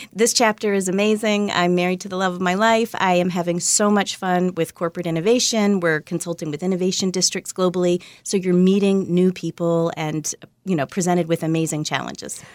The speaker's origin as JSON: {"language": "English", "region": "Virginia", "country": "United States", "tie": "born or raised there", "also_born_or_lived": "Kentucky", "said": "I was born in Kentucky, but I grew up mostly in Virginia."}